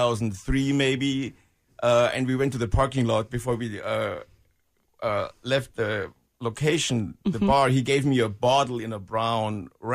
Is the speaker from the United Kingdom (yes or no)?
no; Munich, Bavaria, Germany; moved away as an adult; now in Kansas City, United States; But I grew up in Munich.